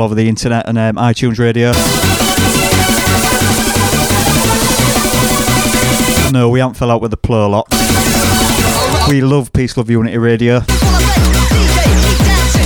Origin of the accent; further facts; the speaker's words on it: Long Riston, Yorkshire and the Humber, United Kingdom; I'm from Longriston, which is a little village